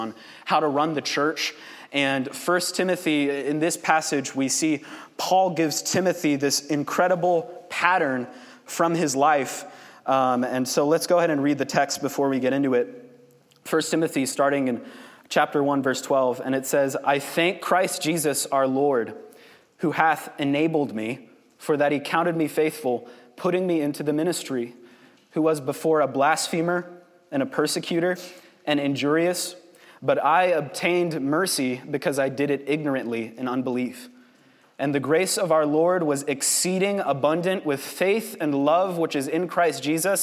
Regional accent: Kansas City, Missouri, United States; I grew up here in Kansas City, born and raised

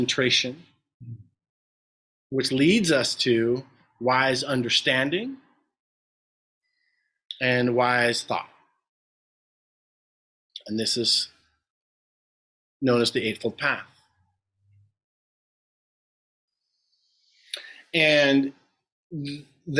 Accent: New York City, New York, United States; I come from an Italian family. We're all from New York. From the Bronx, though, not Brooklyn

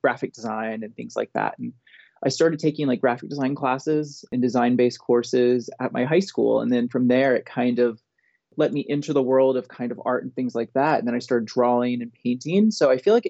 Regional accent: Tallahassee, Florida, United States; moved away as an adult; also born or lived in Columbus, Ohio; now in Athens, Ohio, United States; I am from Tallahassee, Florida. I've lived there all my life

